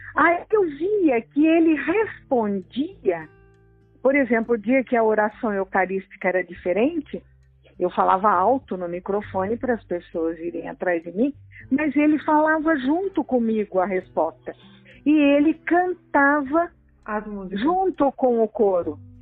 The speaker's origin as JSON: {"language": "Portuguese", "town": "Tremembé", "region": "São Paulo", "country": "Brazil", "said": "eu sou de Tremembé"}